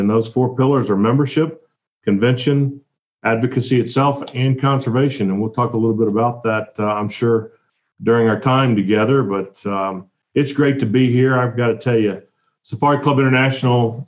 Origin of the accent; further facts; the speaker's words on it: Mississippi, United States; I'm born and raised in Mississippi